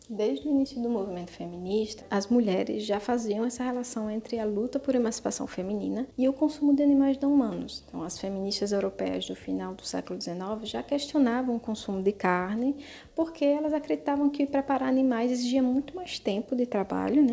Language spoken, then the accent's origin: Portuguese; Natal, Rio Grande do Norte, Brazil; moved away as an adult; also born or lived in Palestine / Belgium / England / Lebanon; now in France; Eu nasci em Natal, no Rio Grande do Norte, mas saí do Brasil aos 20 anos